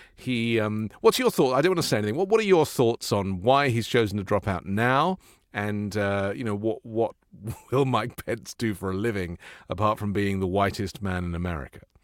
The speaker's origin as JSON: {"language": "English", "region": "England", "country": "United Kingdom", "said": "I come from England"}